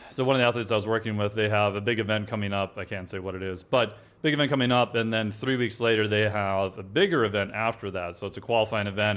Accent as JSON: {"language": "English", "region": "Minnesota", "country": "United States", "said": "I'm from Minnesota"}